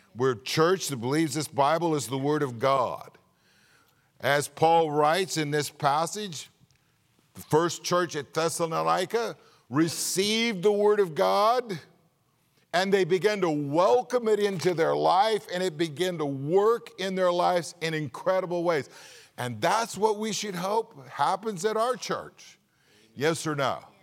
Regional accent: California, United States; moved away; being from California

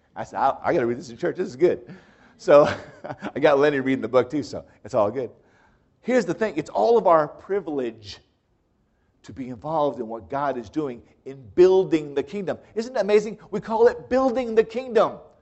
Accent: United States; as an American, I never heard of dedicating your house

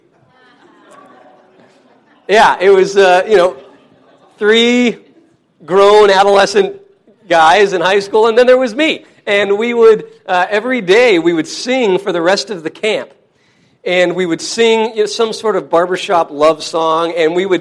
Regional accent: Wyoming, United States; my brother and I grew up in Wyoming

